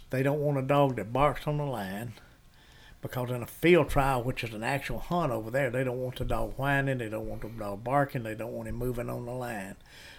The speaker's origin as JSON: {"language": "English", "town": "West Point", "region": "Mississippi", "country": "United States", "tie": "born or raised there", "also_born_or_lived": "Tupelo, Mississippi", "said": "the old mayor of West Point, Kenny Deal, and I grew up together in West Point."}